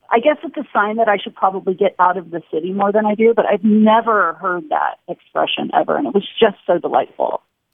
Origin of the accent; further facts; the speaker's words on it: Sacramento, California, United States; now in Seattle, United States; I'm from Sacramento originally.